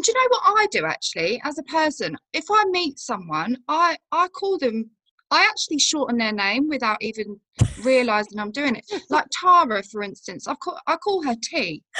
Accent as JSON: {"language": "English", "town": "Rugby", "region": "West Midlands", "country": "United Kingdom", "tie": "born or raised there", "also_born_or_lived": "Germany / Bicester", "said": "So I was born in Germany and then we came back when I was two, moved to Bicester. So there was a barracks there and then mum and dad split up. So I moved to Rugby with my mum in the Midlands, grew up there for a little while."}